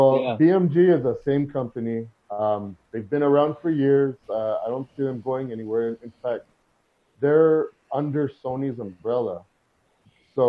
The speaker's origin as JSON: {"language": "English", "town": "El Paso", "region": "Texas", "country": "United States", "tie": "born or raised there", "said": "Growing up in El Paso"}